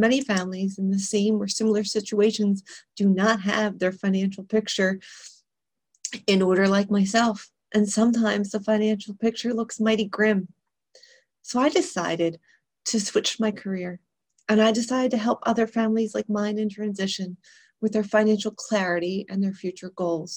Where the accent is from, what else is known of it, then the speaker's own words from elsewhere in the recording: Philadelphia, Pennsylvania, United States; moved away as an adult; also born or lived in Europe; I was born and raised in Philadelphia, so I talk really fast